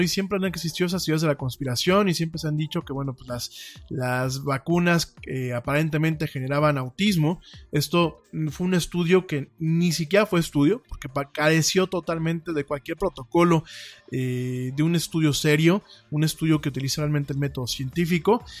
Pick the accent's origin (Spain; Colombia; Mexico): Mexico; como decimos aquí en México